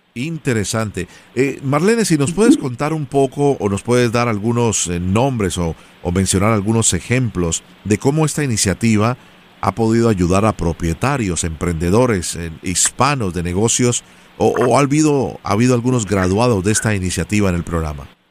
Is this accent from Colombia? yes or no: yes; Colombia; como colombiano y amante del café